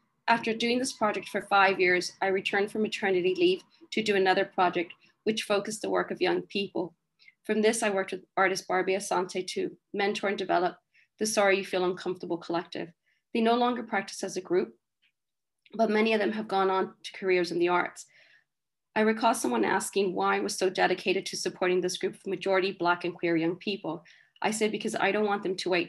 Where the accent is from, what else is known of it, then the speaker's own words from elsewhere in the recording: northern Mexico, Mexico; moved away; we are desert people from Northern Mexico